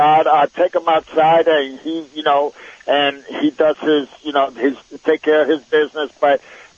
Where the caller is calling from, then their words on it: Springfield, Missouri, United States; Springfield, Missouri.